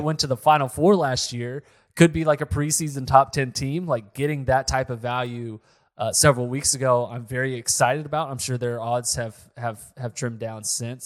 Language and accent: English; Oklahoma, United States; I'm from Oklahoma, so this makes sense, I have family here